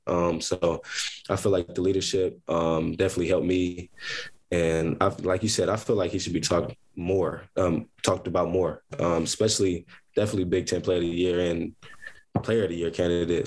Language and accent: English; Columbus, Ohio, United States; also born or lived in Akron, Ohio; I am from Columbus, Ohio. I'm born and raised from Columbus, Ohio.